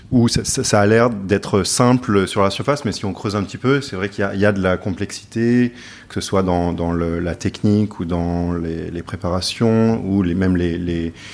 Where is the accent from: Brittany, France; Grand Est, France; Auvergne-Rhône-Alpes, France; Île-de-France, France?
Île-de-France, France; Paris; also born or lived in United States / London; Donc moi, je suis né aux États-Unis, mais après j'ai grandi entre euh, Paris et Londres.